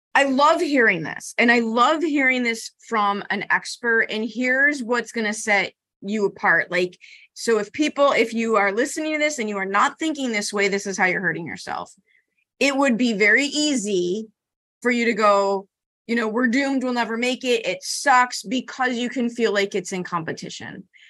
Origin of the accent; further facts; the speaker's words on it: Chicago, Illinois, United States; I'm from Chicago